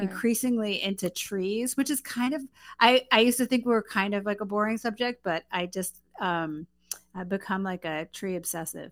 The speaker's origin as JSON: {"language": "English", "town": "New York City", "region": "New York", "country": "United States", "moved": "yes", "said": "I'm originally from Queens, New York"}